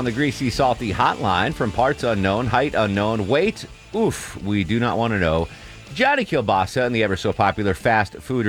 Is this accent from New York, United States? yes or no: no; Torrington, Connecticut, United States; I grew up in Torrington, Connecticut. There might have been 45 pizzerias in a population of 30,000. Like there is a pizza place on every corner. So very pizza centric upbringing I had.